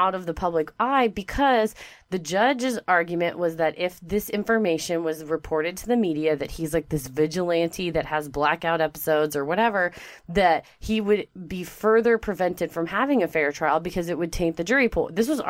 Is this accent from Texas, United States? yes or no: yes; Texas, United States; And it's because we're from Texas.